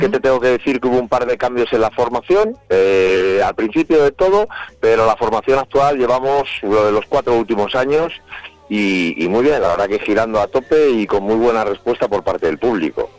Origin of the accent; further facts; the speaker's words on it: Madrid, Community of Madrid, Spain; nosotros somos de Madrid